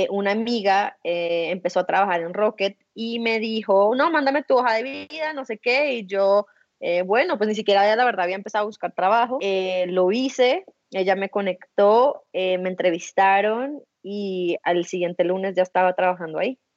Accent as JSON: {"language": "Spanish", "region": "Bogotá", "country": "Colombia", "said": "soy colombiana, como bien lo mencionaste, nacida en Bogotá, eh, tengo 31 años en este momento"}